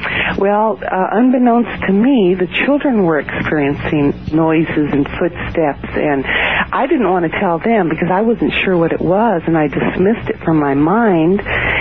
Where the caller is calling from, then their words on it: Alameda, California, United States; Morning, from Alameda, California, right outside of San Francisco.